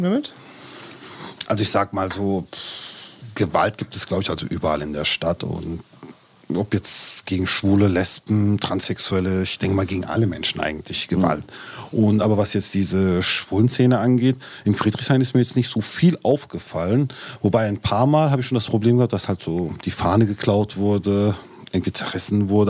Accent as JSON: {"language": "German", "country": "Turkey", "said": "ich bin Türke"}